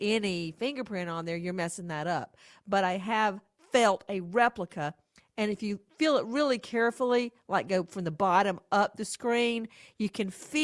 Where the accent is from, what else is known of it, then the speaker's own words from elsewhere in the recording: Bibb County, Georgia, United States; moved away; I grew up in Bibb County.